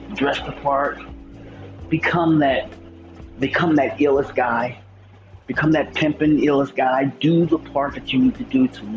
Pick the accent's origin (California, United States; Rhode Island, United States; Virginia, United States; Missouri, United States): Missouri, United States; I'm from Missouri, one of the greatest states in the Union